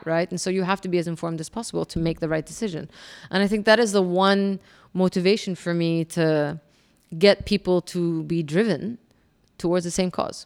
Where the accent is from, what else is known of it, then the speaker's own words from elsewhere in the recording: Kuwait; moved away; also born or lived in Jordan / Alabama; I was Jordanian, but born and raised in Kuwait. All I knew was really Kuwait